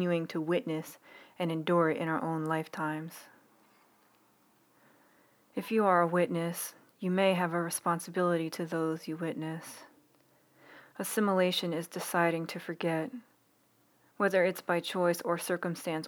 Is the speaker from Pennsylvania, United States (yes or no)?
yes; Philadelphia, Pennsylvania, United States; kids growing up in Northeast Philly. I went to school in my grandmom's parish, but I actually lived next to Cardinal Doherty and St. Helena's